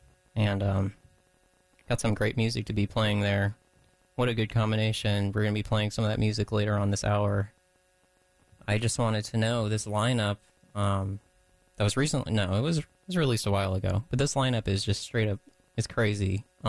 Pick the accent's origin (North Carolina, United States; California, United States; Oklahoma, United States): North Carolina, United States; Durham; A fellow Durhamite. I'm also from Durham.